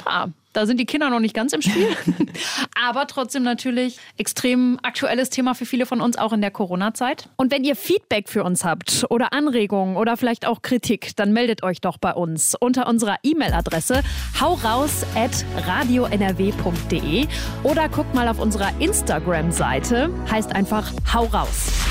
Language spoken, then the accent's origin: German; Germany; hier bei uns in Deutschland